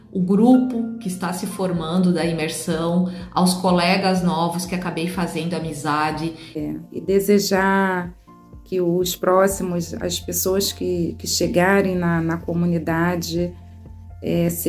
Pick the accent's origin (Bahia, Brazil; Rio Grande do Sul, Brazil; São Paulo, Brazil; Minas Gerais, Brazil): São Paulo, Brazil; tenho 43 anos, sou de São Paulo, capital, sou empresário.